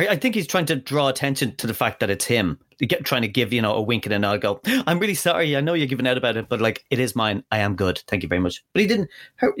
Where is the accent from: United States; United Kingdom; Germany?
United Kingdom; Liverpool, North West England; And, like, I'm wheelie from Liverpool.